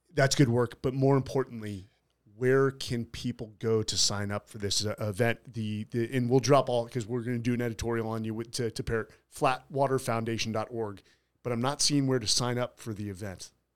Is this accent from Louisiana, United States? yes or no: no; San Francisco, California, United States; I'm from San Fr, San Francisco